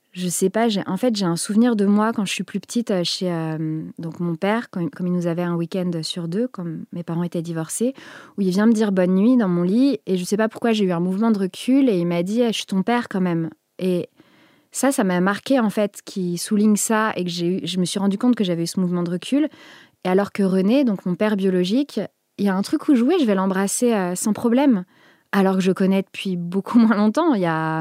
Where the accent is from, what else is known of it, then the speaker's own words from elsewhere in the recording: Picardy, Hauts-de-France, France; j'ai grandi en Picardie